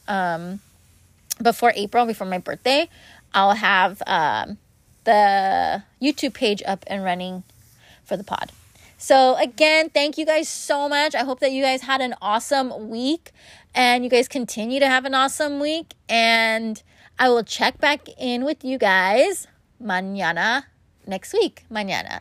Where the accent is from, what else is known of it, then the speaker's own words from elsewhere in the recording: Los Angeles, California, United States; I was born and raised in Los Angeles